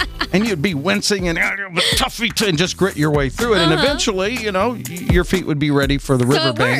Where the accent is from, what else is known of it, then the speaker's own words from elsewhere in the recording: the Ozarks in southern Missouri, United States; Keith and I grew up in the Ozarks in southern Missouri